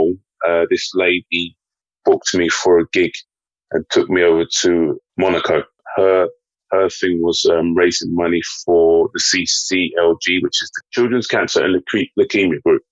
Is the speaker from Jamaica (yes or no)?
no; London, United Kingdom; also born or lived in Mitcham; I was born here, grew up in Fulham until the age of 14, and then we moved to Mitcham.